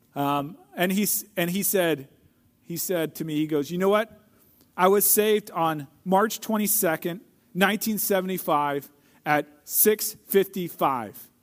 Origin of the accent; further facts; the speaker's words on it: St. Louis, Missouri, United States; I grew up in Saint Louis